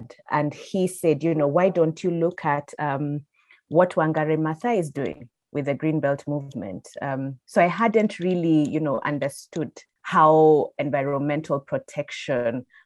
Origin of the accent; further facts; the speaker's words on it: Nairobi, Kenya; I'm born and raised in Nairobi